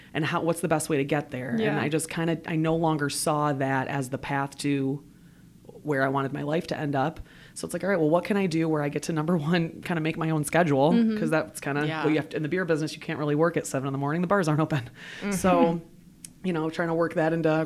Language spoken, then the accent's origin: English; Detroit, Michigan, United States; also born or lived in Chicago / Traverse City; I grew up in the Metro Detroit area